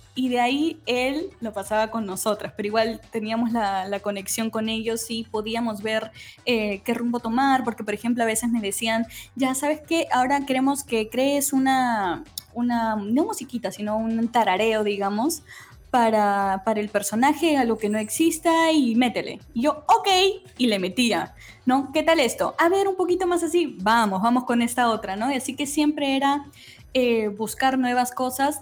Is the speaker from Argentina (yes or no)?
no; Lima, Peru; soy de Lima